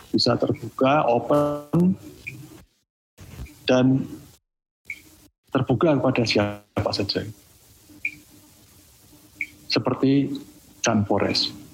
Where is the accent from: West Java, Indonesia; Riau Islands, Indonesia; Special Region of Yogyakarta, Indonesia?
Special Region of Yogyakarta, Indonesia; Kadang kalau kita orang Jogja atau orang Jawa ada istilah kalau uh, bicara formal di, di desa itu